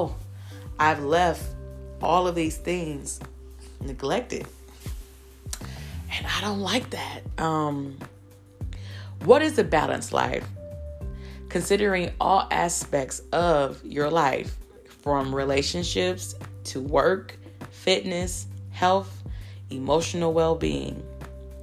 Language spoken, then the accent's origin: English; Michigan, United States; I grew up in Michigan